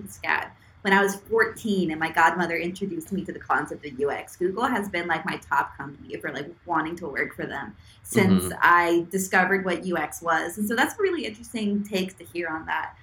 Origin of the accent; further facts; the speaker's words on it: Atlanta, Georgia, United States; moved away as an adult; now in Savannah, United States; a little girl growing up in Georgia